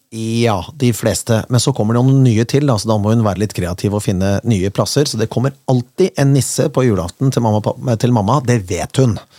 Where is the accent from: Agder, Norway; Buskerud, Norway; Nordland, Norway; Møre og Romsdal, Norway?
Buskerud, Norway; Kongsberg; moved away as an adult; now in Bergen, Norway; jeg kommer fra Kongsberg